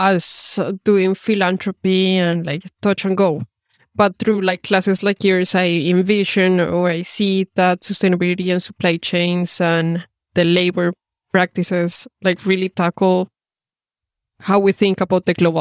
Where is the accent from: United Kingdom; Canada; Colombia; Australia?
Colombia; moved away; I'm originally from Colombia